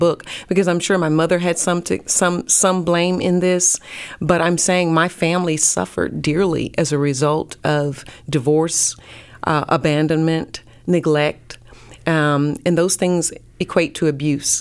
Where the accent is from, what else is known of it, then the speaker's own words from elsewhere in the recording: North Carolina, United States; also born or lived in Pensacola, Florida; now in Dallas, United States; I'm from North Carolina